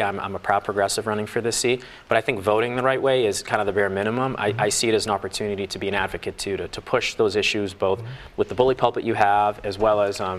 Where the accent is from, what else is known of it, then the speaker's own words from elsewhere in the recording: West Roxbury, Massachusetts, United States; now in Roslindale, United States; I am. So I grew up in West Roxbury.